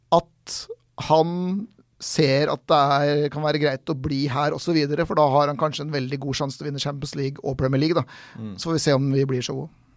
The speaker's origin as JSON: {"language": "Norwegian", "country": "Norway", "said": "vi kommer fra Norge"}